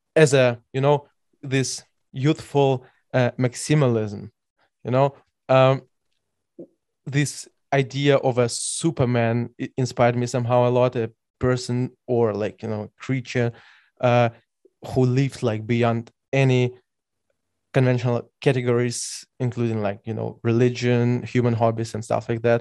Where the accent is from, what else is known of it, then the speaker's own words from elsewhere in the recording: Belarus; now in Germany; I'm by birth from Belarus